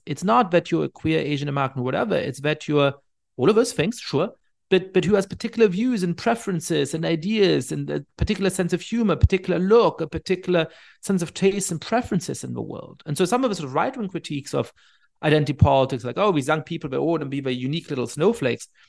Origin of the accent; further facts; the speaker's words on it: Germany; I ended up growing up in Germany